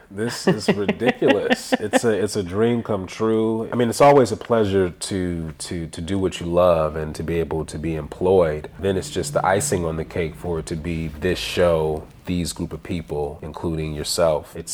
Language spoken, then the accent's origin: English; Detroit, Michigan, United States; also born or lived in San Diego, California / North Carolina; No, I actually was born in San Diego. Were you raised in Detroit? I was raised up in Detroit. I was actually kind of grew up all over, but I spent majority of my life like, well, elementary, middle school in Detroit.